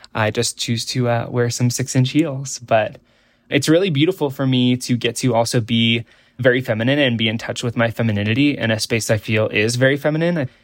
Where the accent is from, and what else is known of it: Nebraska, United States; born or raised there